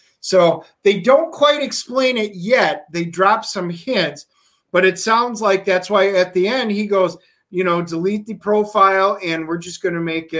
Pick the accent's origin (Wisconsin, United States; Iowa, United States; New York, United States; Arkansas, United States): Wisconsin, United States; I am from Wisconsin